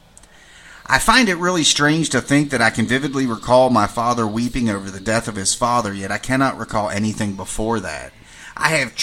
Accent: western Maryland, United States; moved away as an adult; My hometown was buried in the mountains of western Maryland

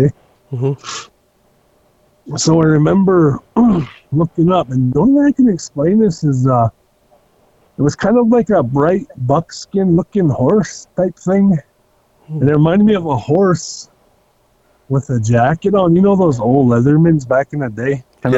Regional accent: Heart Butte, Montana, United States; From here on the Black Hill Reservation, I grew up in Heartbeat, majority of my life

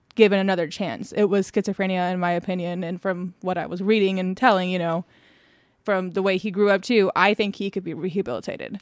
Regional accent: Indiana, United States; moved away; I was born in Indiana

